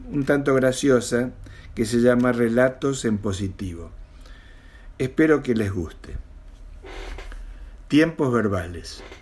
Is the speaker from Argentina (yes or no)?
yes; Mendoza, Argentina; born there; now in Buenos Aires, Argentina; tengo 65 años, vivo acá en Capital Federal de la Argentina, aunque nací en Mendoza hace mucho, mucho tiempo.